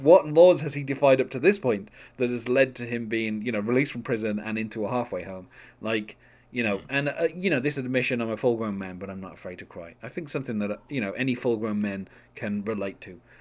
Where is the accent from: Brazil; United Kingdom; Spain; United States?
United Kingdom; as a British person